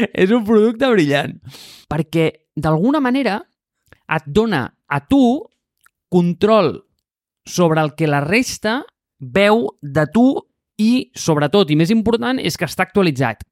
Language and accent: Catalan; Catalonia, Spain; jo sóc un català